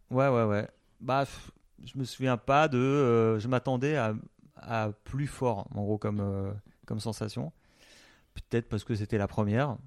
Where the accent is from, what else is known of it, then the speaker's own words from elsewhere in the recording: Alsace, Grand Est, France; moi je suis alsacien